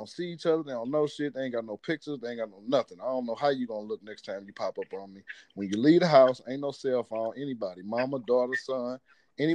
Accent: Missouri, United States; I'm from Missouri.

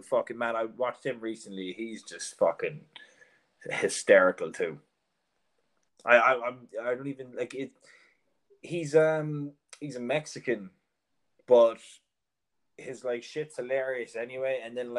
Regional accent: Ireland; now in Dublin, Ireland; I'm hoping outside of Ireland, my accent might be grand, but I feel like in Dublin now, I'm like, you know, I can feel the word bogger when I'm fucking talking at shit.

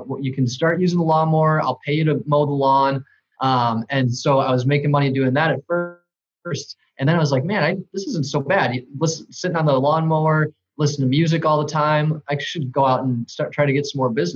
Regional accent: Johnsburg, Illinois, United States; I grew up in Johnsburg, which is what northwest of the city of Chicago, basically in Wisconsin

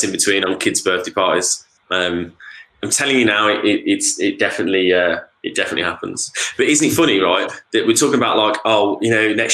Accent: United Kingdom; being British

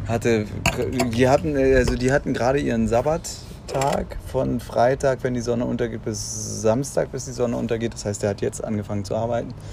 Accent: Germany; wir haben ja ein bisschen Angst gehabt, dass wir als Deutsche hier so ein bisschen verpönt sind

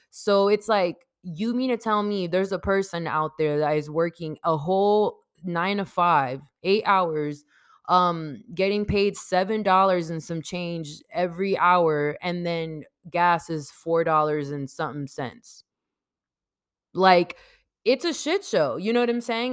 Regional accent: San Diego, California, United States; I grew up in San Diego, California, not born here, but I was raised here

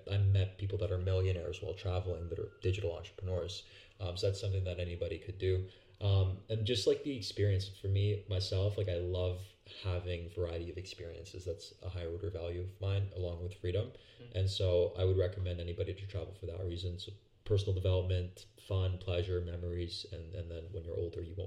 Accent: Canada; I'm from Canada

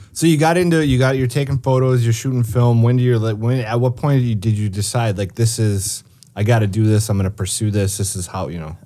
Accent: St. Cloud, Minnesota, United States; moved away; also born or lived in St. Paul, Minnesota; I'm from St. Cloud

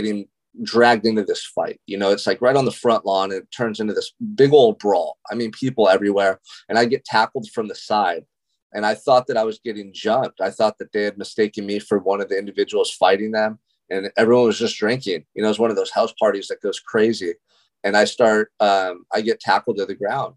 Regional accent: Santa Barbara, California, United States; Growing up in Santa Barbara, California, which is such a beautiful location in the world. I mean, this is like a tourist destination for people all over the world. And I got to call it home. And I still do to this day.

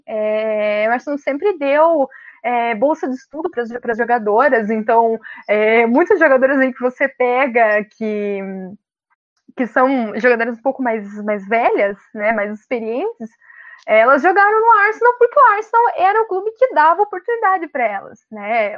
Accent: Brazil; nós somos brasileiros

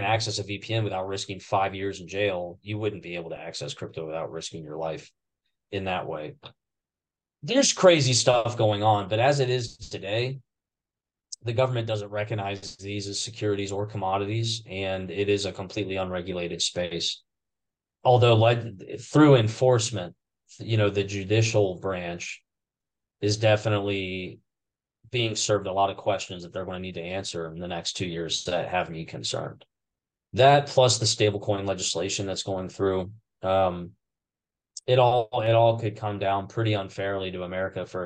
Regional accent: Ohio, United States; I'll die in my hometown. I never left it. I just love it here. I'm a small town guy in Ohio.

